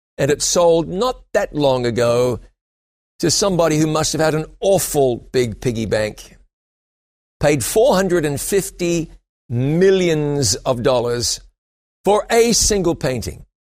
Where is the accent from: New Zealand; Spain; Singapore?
New Zealand; also born or lived in London, England; I went back to my home country of New Zealand